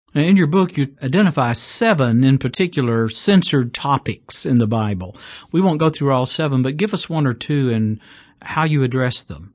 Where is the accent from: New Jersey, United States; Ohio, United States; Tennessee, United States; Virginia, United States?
Tennessee, United States; Chattanooga; now in Birmingham, United States; my hometown, Chattanooga, Tennessee